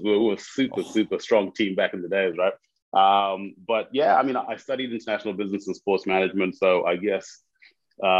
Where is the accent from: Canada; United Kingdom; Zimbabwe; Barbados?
Zimbabwe; moved away as an adult; I'm originally from Zimbabwe. I moved here for uni many years ago.